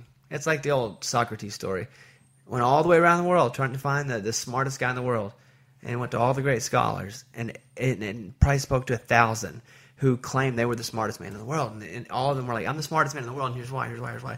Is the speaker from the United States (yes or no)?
yes; Arkansas, United States; moved away; I grew up in Arkansas, so my grandma was a huge … fan